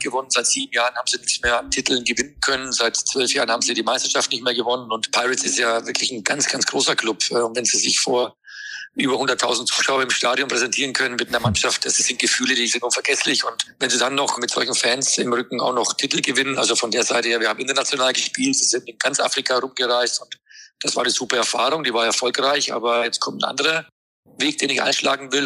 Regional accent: Hamburg, Germany; als Hamburger

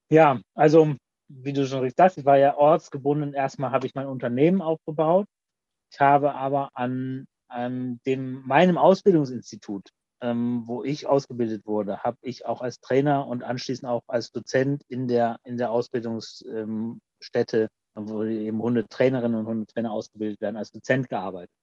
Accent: Mannheim, Baden-Württemberg, Germany; born or raised there; also born or lived in Kappeln, Schleswig-Holstein / Oldenburg, Lower Saxony

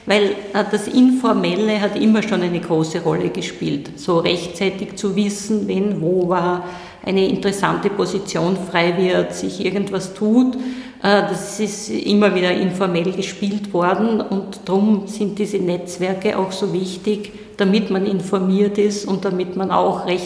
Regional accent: Styria, Austria; ich wollte Richterin werden, hatte in Graz studiert, ich bin aus der Steiermark

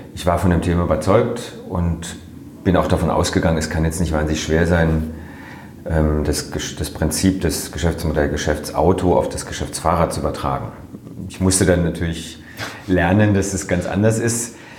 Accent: Freiburg, Baden-Württemberg, Germany; also born or lived in Netherlands; Ich bin hier in Freiburg groß geworden

